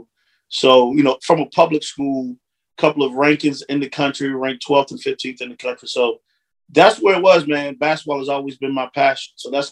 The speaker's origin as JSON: {"language": "English", "town": "Franklin", "region": "Virginia", "country": "United States", "tie": "born or raised there", "also_born_or_lived": "Washington, D.C.", "said": "I was born in the Hampton Roads area in Virginia, in a place called Franklin, Virginia"}